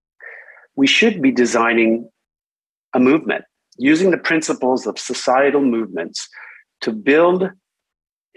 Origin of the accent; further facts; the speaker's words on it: Canada; moved away as an adult; also born or lived in Stockholm, Sweden; I grew up in, I was born in Canada, but I started my career in Stockholm, Sweden.